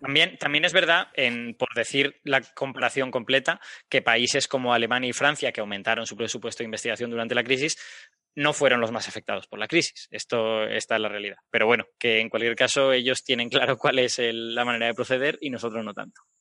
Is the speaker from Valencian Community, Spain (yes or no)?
yes; Castellón de la Plana, Valencian Community, Spain; Castellón, que es mi ciudad natal